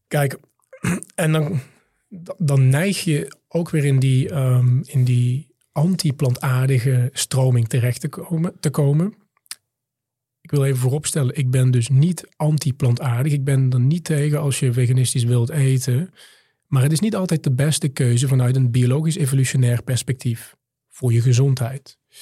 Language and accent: Dutch; Limburg, Netherlands; also born or lived in Maastricht; Ik ben in Limburg op het platteland opgegroeid, in het, eh, ouderlijk huis van mijn moeder.